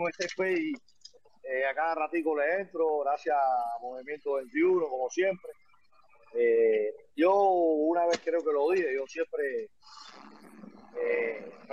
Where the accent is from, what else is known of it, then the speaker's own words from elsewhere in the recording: Cuba; mi tierra natal, Cuba